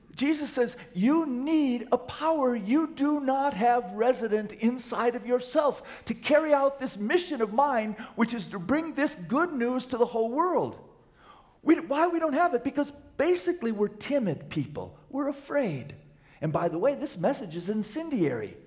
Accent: Wisconsin, United States; moved away; I'm from Wisconsin

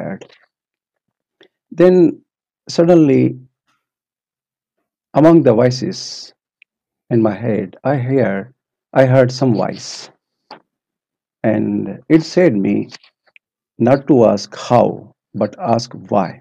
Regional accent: Pakistan; also born or lived in Maldives; now in Finland; I came from Maldives, but basically from Pakistan.

